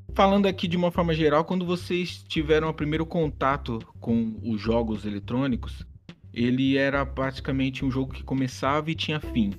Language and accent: Portuguese; Brazil; Colocando a nossa parte aqui como brasileiro